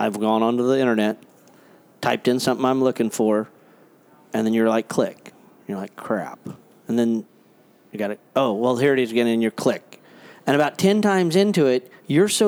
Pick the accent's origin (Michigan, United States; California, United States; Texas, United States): California, United States; I'm from California